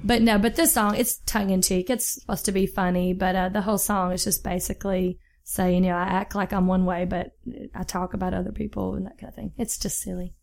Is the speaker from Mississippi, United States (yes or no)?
yes; Jackson, Mississippi, United States; grew up in Jackson, Mississippi